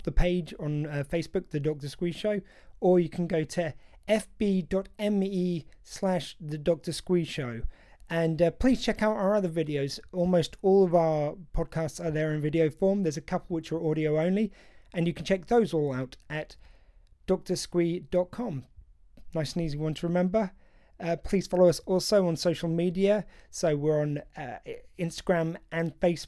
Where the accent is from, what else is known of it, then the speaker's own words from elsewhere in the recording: United Kingdom; I feel very much as a British man